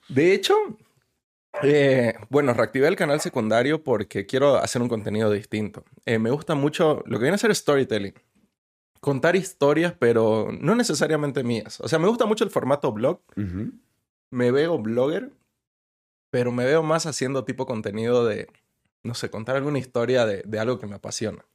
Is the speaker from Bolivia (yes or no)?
yes; Bolivia; now in Mexico; mi país